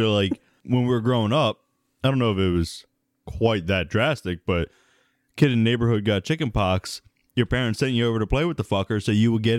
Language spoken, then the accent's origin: English; Sudan; I'm from Sudan.